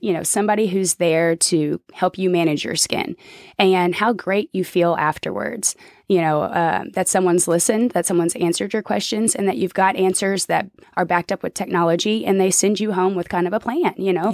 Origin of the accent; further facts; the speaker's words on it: Oklahoma City, Oklahoma, United States; now in Arkansas, United States; I'm from Oklahoma City